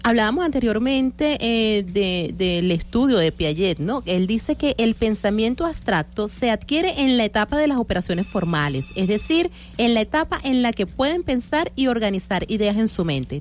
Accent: Venezuela

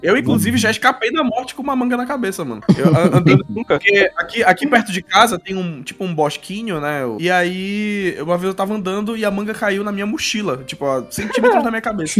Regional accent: Belém, Pará, Brazil; a gente é aqui de Belém, Belém do Pará

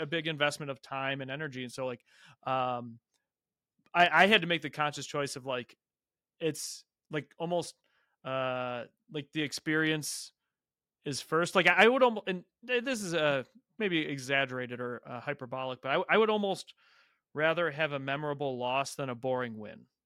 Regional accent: Ohio, United States; moved away; also born or lived in Austin, Texas / Columbus, Ohio; I'm originally from Ohio

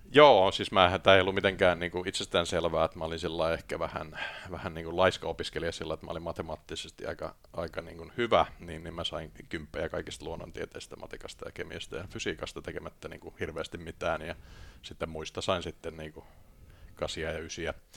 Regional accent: Tampere, Pirkanmaa, Finland; moved away as an adult; also born or lived in Lahti / London; mä oon syntynyt tuolla tota, Business Cityssä, joka on Lahti, ja, mutta viisivuotiaana mentiin sitten Tampereelle ja sitten Tampereella tuota sitten kasvoin

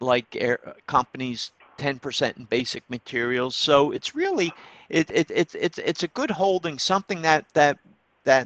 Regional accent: Troy, New York, United States; my hometown, Troy

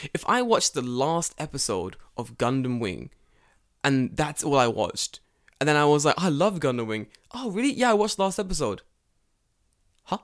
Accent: England, United Kingdom; moved away; also born or lived in Japan; I'm English.

